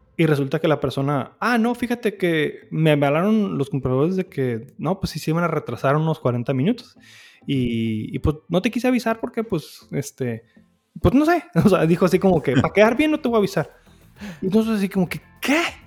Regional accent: Hermosillo, Sonora, Mexico; pocas veces en mi vida salí de Hermosillo antes de los 19 años.

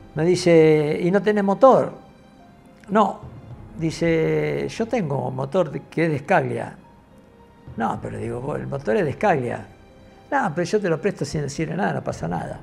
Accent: Luján, Buenos Aires Province, Argentina; yo soy de Luján

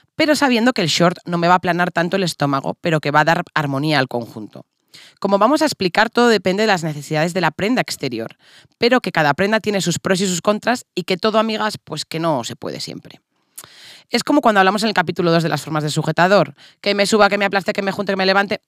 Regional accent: Castile, Spain; somos castellanas

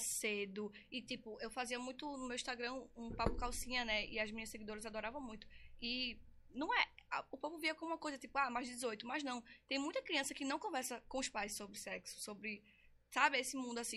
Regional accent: Recife, Pernambuco, Brazil; Eu nasci aqui em Recife mesmo, sou conterrânea

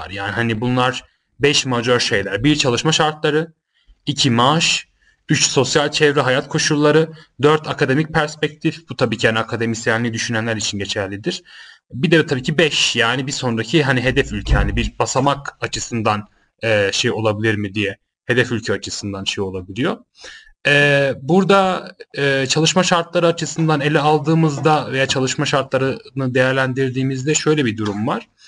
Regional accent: Germany; E, Almanya'da doğup büyüdüm. Almanya'da itibatlarım var. Oralara çalışmışlığım var.

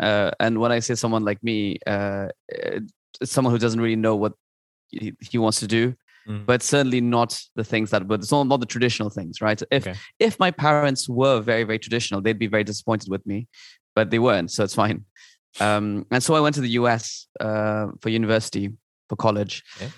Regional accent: Kathmandu, Bagmati, Nepal; moved away as an adult; now in Paris, France; But I was raised both in Kathmandu and then my adult years in Paris.

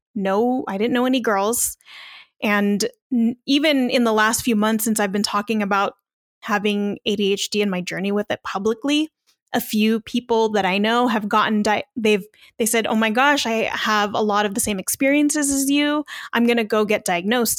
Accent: Long Beach, California, United States; moved away as an adult; now in Las Vegas, United States; podcaster based in Las Vegas, but I am originally from Long Beach, California

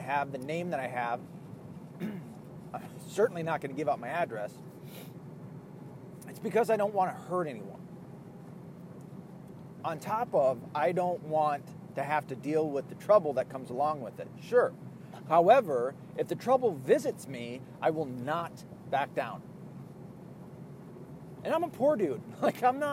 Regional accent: Ireland; being an Irish person

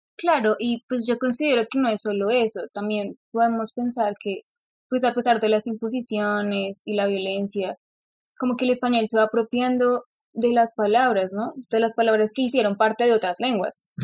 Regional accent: Bogotá, Colombia; accent: rolo; nací en Bogotá, hablo rolo, pues quizás gomelo, porque bueno, pues crecí en este entorno pues listo, crecí en Bogotá

